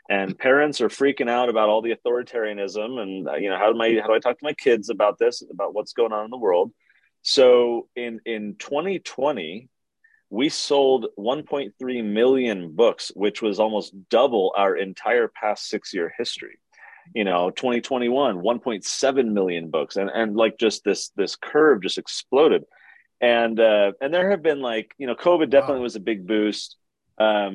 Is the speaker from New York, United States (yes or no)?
no; Poway, California, United States; I grew up in San Diego. So I went to the public schools down there, a city called Poway in the North County